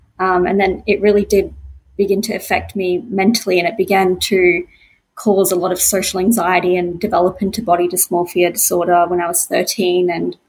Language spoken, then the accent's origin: English; Brisbane, Queensland, Australia; I'm from Brisbane, Queensland, and I'm a very creative person